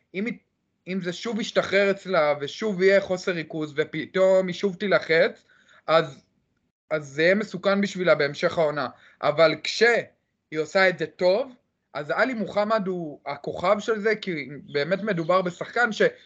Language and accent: Hebrew; Jerusalem, Jerusalem District, Israel; אני מירושלים, אני בן 25